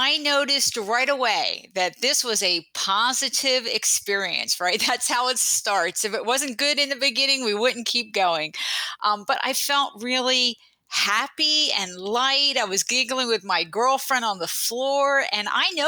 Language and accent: English; New Jersey, United States; moved away as an adult; now in San Francisco Bay Area, United States; I grew up in New Jersey, but I went to Berkeley for college and later law school, and I just never left this beautiful place